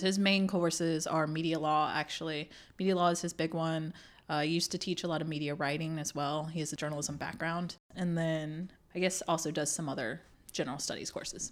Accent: Burlington, North Carolina, United States; also born or lived in South Korea / Illinois; now in Durham, United States; I grew up in Burlington

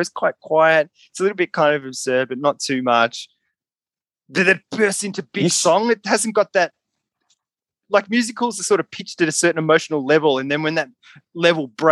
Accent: Mordialloc, Victoria, Australia; when I was growing up in Mordialloc, there was me and my brother

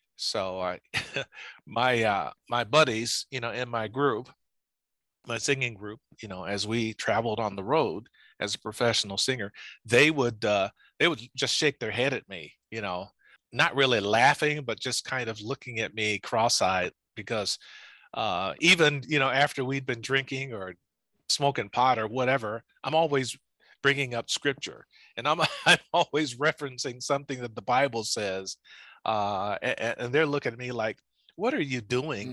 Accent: Lowndes County, Alabama, United States; I was born in Alabama in a place called Lowndes County

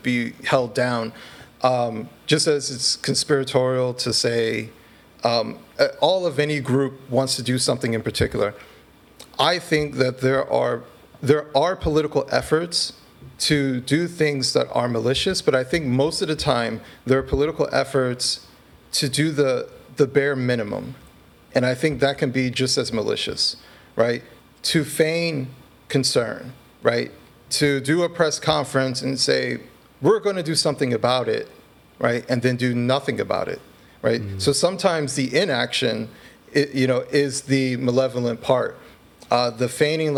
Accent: Detroit, Michigan, United States; I was born in Detroit

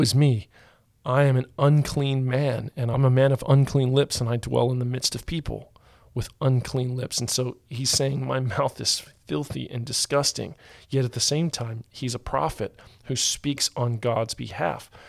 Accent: United States; I'm from the United States of America

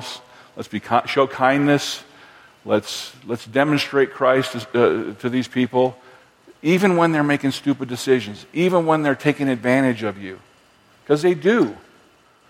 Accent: Fort Collins, Colorado, United States; I grew up in Fort Collins, Colorado

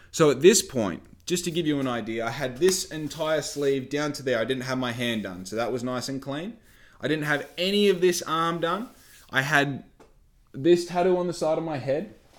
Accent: Australia; I'm from Australia. I have no experience, but I'm willing to work on your yacht

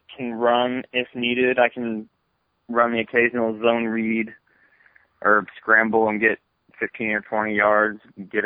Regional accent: Athens, Ohio, United States; 60 minutes away from my hometown

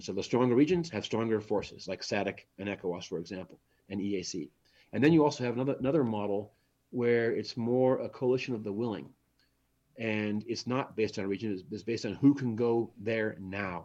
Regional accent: United States; moved away as an adult; now in Germany; as an American, when I spent five years there

